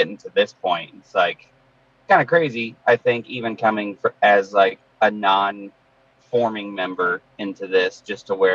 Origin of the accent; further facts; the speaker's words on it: Midwest, United States; We're from the Midwest